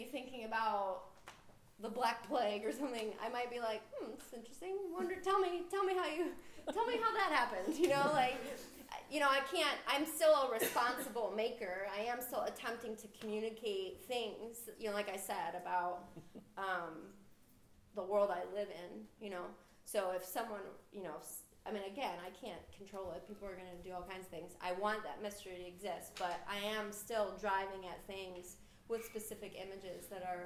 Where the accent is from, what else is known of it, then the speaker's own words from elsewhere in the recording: Akron, Ohio, United States; I grew up just outside of Akron